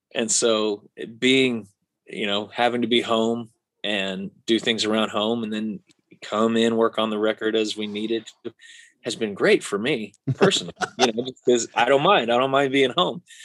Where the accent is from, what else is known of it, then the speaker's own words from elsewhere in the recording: Missouri, United States; we grew up in Missouri together